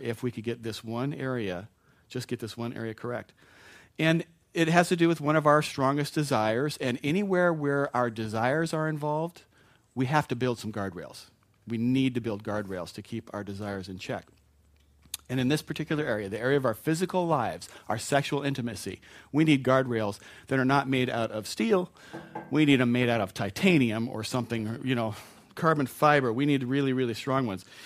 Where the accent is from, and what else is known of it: United States